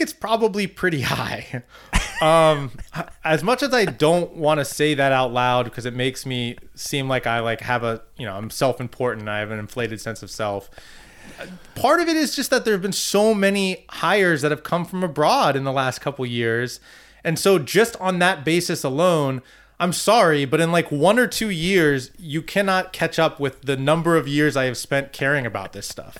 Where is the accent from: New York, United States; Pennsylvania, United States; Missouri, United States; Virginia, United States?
Virginia, United States; Northern; I'm from Northern Virginia